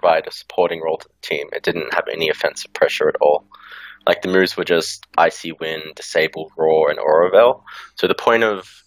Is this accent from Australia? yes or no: yes; Australia; now in Melbourne, Australia; I'm from Australia. I live in Melbourne